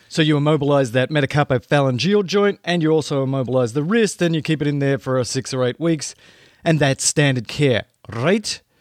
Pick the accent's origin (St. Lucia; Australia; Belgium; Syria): Australia; moved away; I grew up in Australia